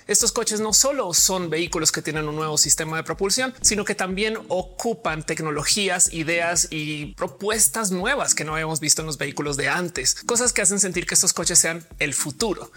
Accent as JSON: {"language": "Spanish", "country": "Colombia", "said": "soy colombiana"}